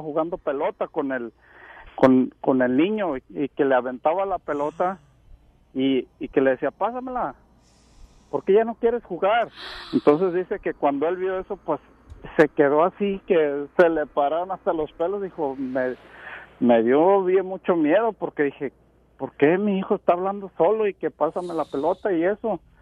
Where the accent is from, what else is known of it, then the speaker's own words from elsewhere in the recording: Huentitán, Jalisco, Mexico; moved away; also born or lived in Seattle, Washington; Somos de allá donde es Vicente Fernández, somos de Huentitán